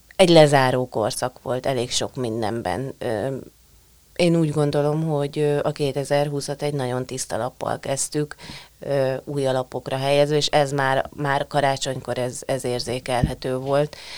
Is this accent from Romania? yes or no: no; Hungary